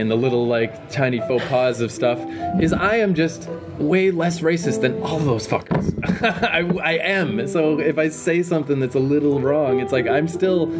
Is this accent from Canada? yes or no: yes; Fredericton, New Brunswick, Canada